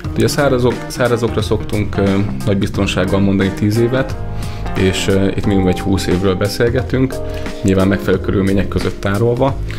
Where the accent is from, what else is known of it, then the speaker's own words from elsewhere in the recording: Nyíregyháza, Szabolcs-Szatmár-Bereg, Hungary; nyíregyházi származású vagyok